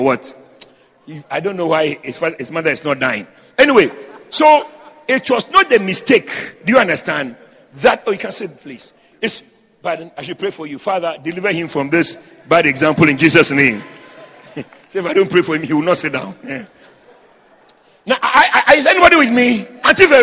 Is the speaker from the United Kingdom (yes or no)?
no; Ghana; I'm from Ghana